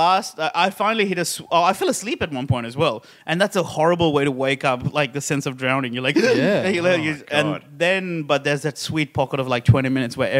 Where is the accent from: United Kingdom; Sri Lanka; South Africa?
Sri Lanka; born or raised there; moved away as an adult; now in Australia